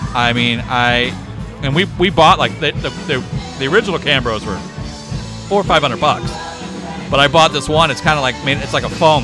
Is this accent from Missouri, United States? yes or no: no; Belleville, Illinois, United States; I was born in Belleville, Illinois